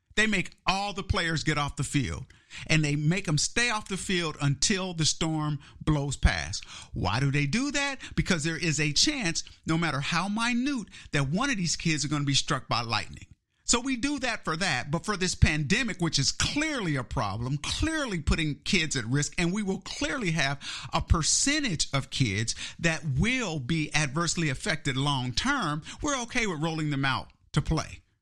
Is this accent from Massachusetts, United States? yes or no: no; Kansas City, Missouri, United States; moved away; I was born and raised in Kansas City, Missouri, in the Midwest